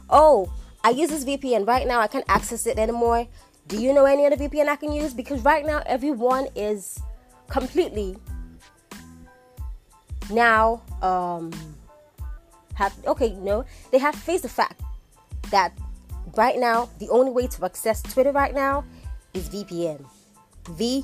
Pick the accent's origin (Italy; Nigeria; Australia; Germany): Nigeria; I'm a Nigerian, born Nigerian, schooled Nigerian, did everything here in Nigeria.